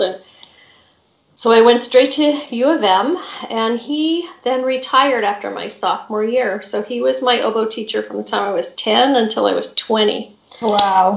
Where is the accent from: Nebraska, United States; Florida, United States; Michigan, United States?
Michigan, United States; Grosse Pointe; also born or lived in Champaign-Urbana, Illinois / Colorado; I grew up in Grosse Pointe, Michigan, which is the suburb of Detroit